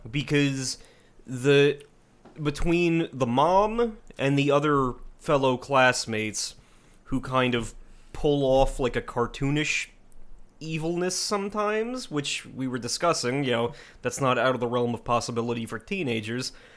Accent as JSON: {"language": "English", "region": "New Jersey", "country": "United States", "said": "we're from Jersey"}